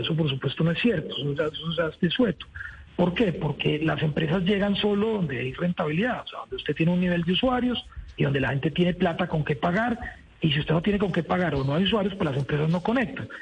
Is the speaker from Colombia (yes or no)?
yes; Colombia; como colombiano